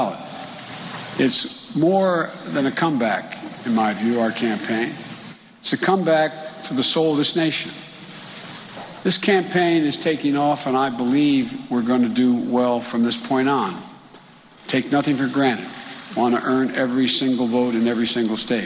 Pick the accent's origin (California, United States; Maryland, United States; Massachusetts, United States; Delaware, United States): Delaware, United States; Claymont; the ones I grew up with in Claymont, not far from here. In my old neighborhood